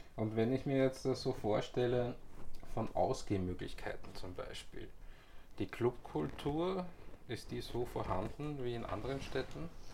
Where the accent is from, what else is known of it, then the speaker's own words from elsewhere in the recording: Vienna, Austria; ich bin halt in Wien geboren